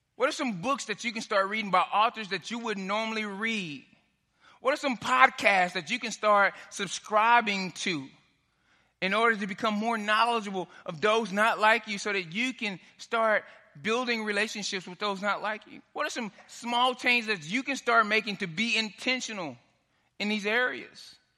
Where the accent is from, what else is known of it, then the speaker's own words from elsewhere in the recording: Dallas, Texas, United States; moved away; I'm from Dallas. I grew up in South Oak Cliff